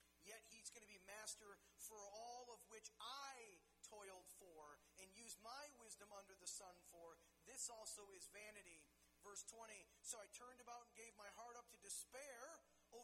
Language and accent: English; United States; growing up in the United States of America